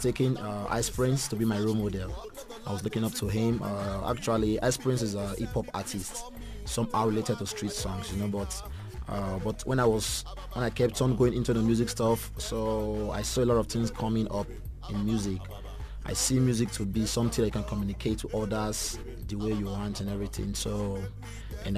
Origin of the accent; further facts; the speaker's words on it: Benin City, Edo, Nigeria; moved away as an adult; now in South Africa; I was born in Benincity. I grew up there